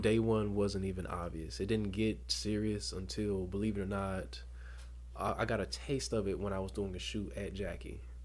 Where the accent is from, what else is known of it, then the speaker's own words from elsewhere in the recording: Dothan, Alabama, United States; Born and raised in Dothan, Alabama